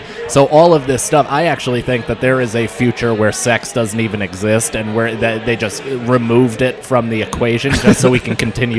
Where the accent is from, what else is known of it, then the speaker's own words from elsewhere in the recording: Rockland County, New York, United States; also born or lived in Fort Montgomery; Fourth grade, when I moved to Rockland County from Fort Montgomery, right outside of West Point